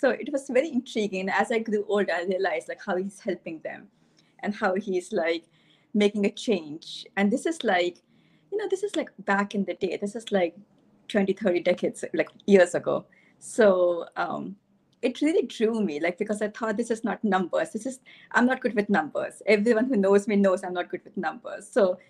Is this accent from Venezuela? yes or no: no; Delhi, India; moved away as an adult; also born or lived in Bronx, United States; I came from Delhi to the Bronx. I was in the Bronx for 7 years at Albert Einstein College of Medicine and Yeshiva University.